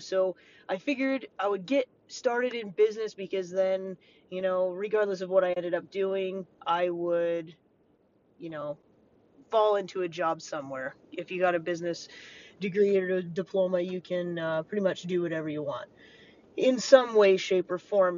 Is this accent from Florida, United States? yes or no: no; Montana, United States; growing up in Montana as a kid